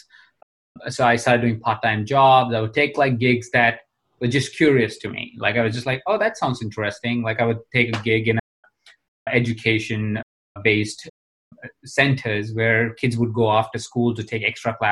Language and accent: English; Jaipur, Rajasthan, India; I was born in India. I was born in a small town in India called Jaipur.